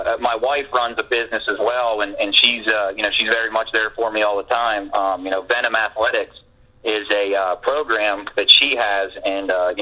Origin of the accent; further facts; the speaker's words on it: Crescent, New York, United States; I grew up here in Crescent